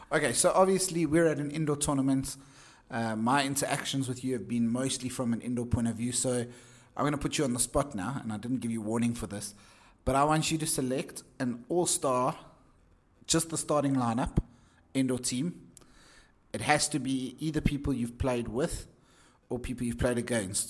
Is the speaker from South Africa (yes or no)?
yes; Johannesburg, Gauteng, South Africa; Joburg, the city of gold, my hometown.